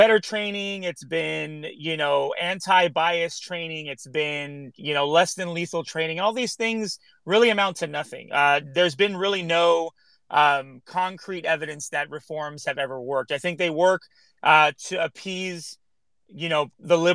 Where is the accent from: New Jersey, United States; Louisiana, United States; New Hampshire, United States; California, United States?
California, United States; Los Angeles; I grew up here in Los Angeles.